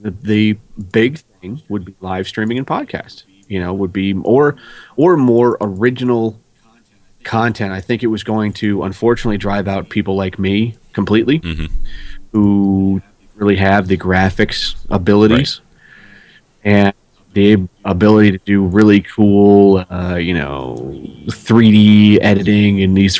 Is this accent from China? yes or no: no; Ireland; I'm Irish and I'm a stubborn bastard.